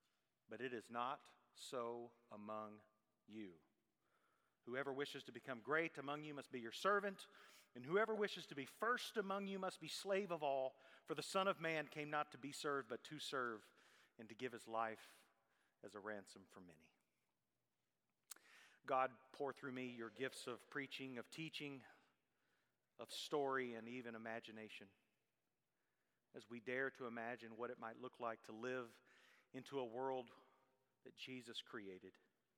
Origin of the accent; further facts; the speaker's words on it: Tennessee, United States; now in Texas, United States; as a Tennessean living in Texas